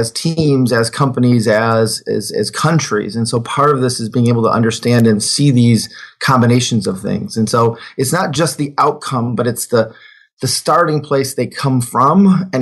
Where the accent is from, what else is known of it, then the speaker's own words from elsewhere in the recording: Detroit, Michigan, United States; also born or lived in Germany; I grew up in Detroit